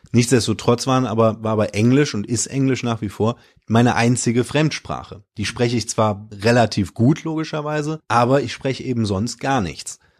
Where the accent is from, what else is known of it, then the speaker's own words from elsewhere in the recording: Cologne, North Rhine-Westphalia, Germany; also born or lived in Dormagen / Australia; für mich ist Köln halt meine Heimat